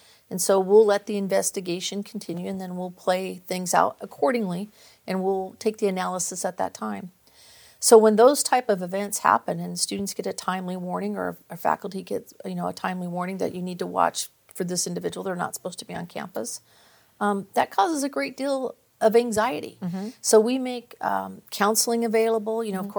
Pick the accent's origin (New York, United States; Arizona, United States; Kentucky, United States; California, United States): California, United States; Visalia; also born or lived in Bay Area; No, actually, I grew up in Visalia.